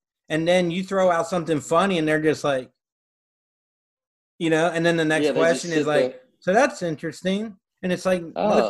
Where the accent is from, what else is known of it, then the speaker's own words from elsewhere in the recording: Florida, United States; Like, I feel like a lot of people, like, I'm from Florida, I came to New York, then you feel like you got to be a New York comedian, you know?